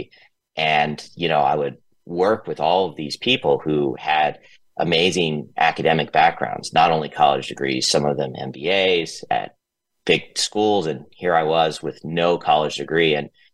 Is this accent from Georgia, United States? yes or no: yes; Atlanta, Georgia, United States; moved away as an adult; also born or lived in San Francisco; I grew up in Atlanta. I started my career in Atlanta